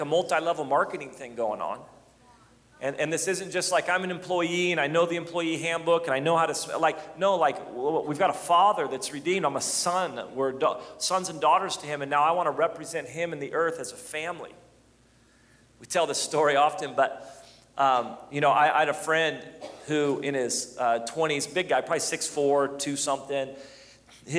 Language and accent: English; United States; I'm an American